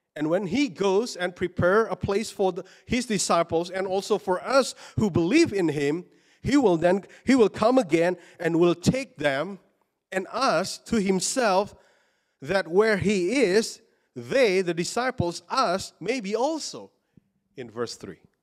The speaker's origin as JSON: {"language": "English", "country": "Indonesia", "tie": "born or raised there", "moved": "as an adult", "said": "I was born in Indonesia and I grew up in Indonesia, but I've been living here long, longer now"}